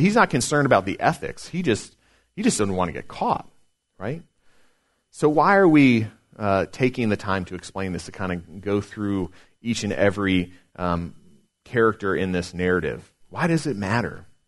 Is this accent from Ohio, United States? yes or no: no; Chesapeake, Virginia, United States; I grew up here in Chesapeake. Well, not here in Smithfield, but grew up in Chesapeake